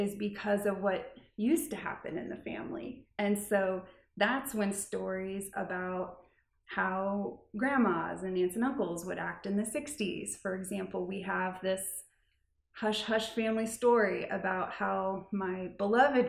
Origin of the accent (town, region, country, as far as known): Lee's Summit, Missouri, United States; born or raised there; also born or lived in Kansas City, Missouri